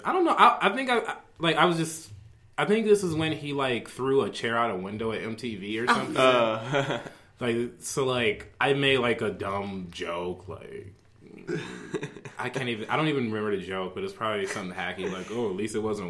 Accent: Cleveland, Ohio, United States; born there; I am from... Cleveland, Ohio, actually.

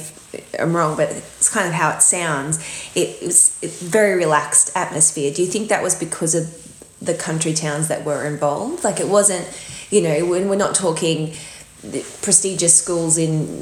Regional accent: Emerald, Queensland, Australia; we grew up out in country Queensland. So I grew up in Emerald

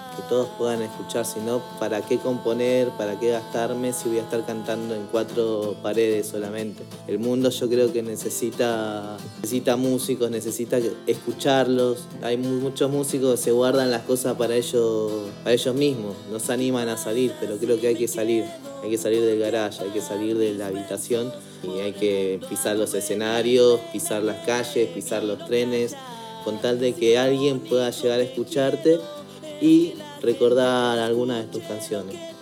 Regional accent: Córdoba, Argentina; also born or lived in Peru; now in Buenos Aires, Argentina; nacido en Córdoba, ahora viviendo aquí en Buenos Aires

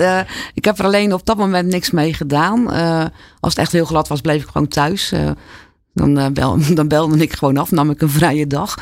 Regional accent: Alblasserdam, South Holland, Netherlands; also born or lived in Zwijndrecht; Ik ben in Zwijndrecht geboren. Maar vanaf mijn vierde tot aan mijn achttiende, negentiende altijd in Alblasserdam gewoond

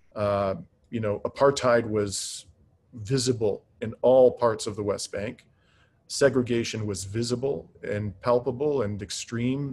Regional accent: Canada; as a Canadian

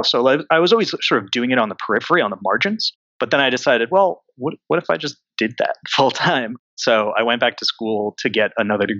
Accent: Connecticut, United States; moved away as an adult; now in New York City, United States; I grew up near New York in Connecticut

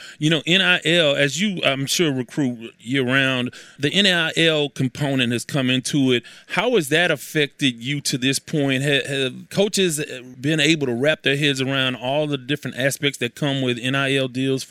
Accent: Houston, Texas, United States; it's my understanding as an outsider, I'm from Houston.

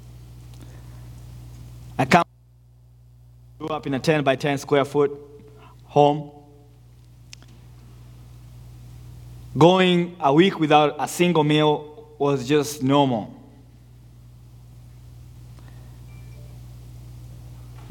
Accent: Nairobi, Kenya; moved away; I was born in the second largest slum in Nairobi, called Mathare.

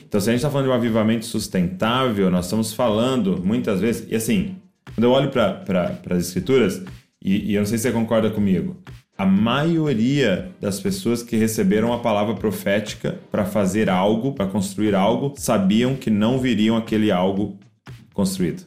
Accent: Brazil; nós, como brasileiros

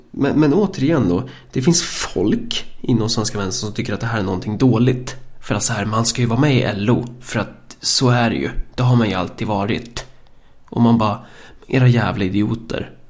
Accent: Örebro County, Sweden; vi kommer från Närke.

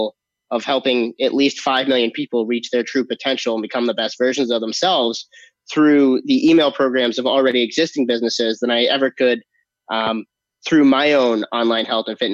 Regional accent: Hartford, Connecticut, United States; moved away as an adult; also born or lived in Los Angeles; I'm originally from Hartford, Connecticut

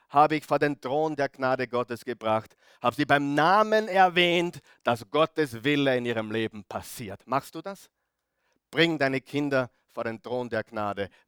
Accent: Grieskirchen, Upper Austria, Austria; heute früh wieder in Grieskirchen, wo ich her bin, als Oberösterreicher

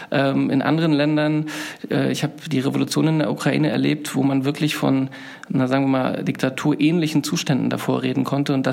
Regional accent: Mecklenburg-Vorpommern, Germany; moved away; Ich bin ja für dieses Buch ähm, Heimatsuche ist der Titel durch meine Heimat gereist, die ich vor fast 20 Jahren verlassen habe. Und ich war in erster Linie überrascht, wie schön es doch dort ist. Also die Landschaften, das Schweriner Schloss, die Ostsee

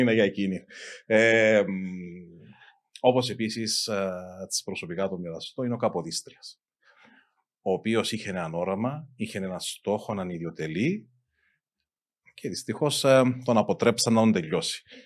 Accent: Amiantos, Limassol District, Cyprus; εγώ κατάγομαι από τον Αμίαντον

